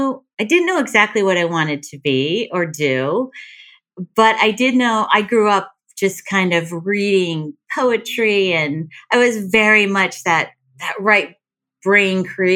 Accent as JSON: {"language": "English", "town": "Canton", "region": "Connecticut", "country": "United States", "tie": "born or raised there"}